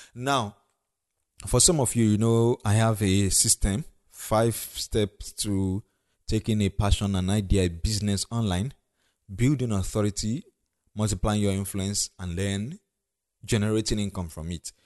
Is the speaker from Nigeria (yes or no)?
yes; Ondo, Nigeria; the state I come from, Ondo State